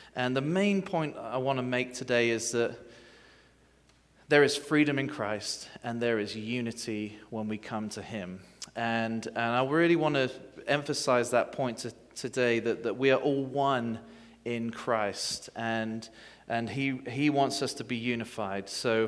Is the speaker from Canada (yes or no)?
no; England, United Kingdom; You may not be able to understand my accent, but you can hear me, right? Okay. And well, good morning and happy 4th of July. I know that sounds kind of ironic coming from an Englishman